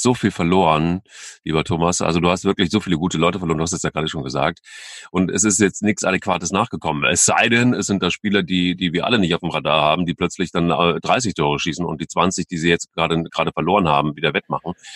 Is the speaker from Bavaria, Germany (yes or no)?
no; Cologne, North Rhine-Westphalia, Germany; als Kölner